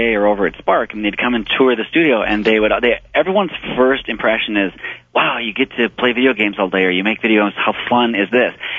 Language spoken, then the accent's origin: English; Midwest, United States; I was raised in the Midwest.